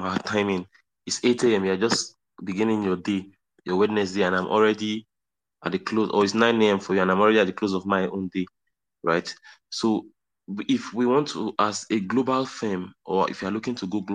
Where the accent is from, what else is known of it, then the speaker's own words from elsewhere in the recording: South West Nigeria, Nigeria; I'm Nigerian, I was born and raised here